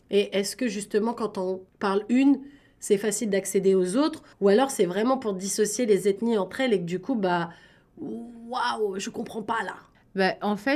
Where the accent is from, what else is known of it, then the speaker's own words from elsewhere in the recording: Rufisque, Dakar, Senegal; Je vais, je, je suis de Rufisque. Rufisque, c'est un quartier de Dakar.